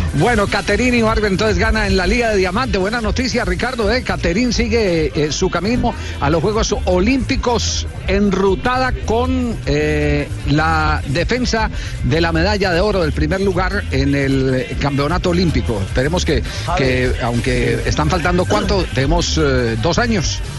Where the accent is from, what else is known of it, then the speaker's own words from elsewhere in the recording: Colombia; somos los colombianos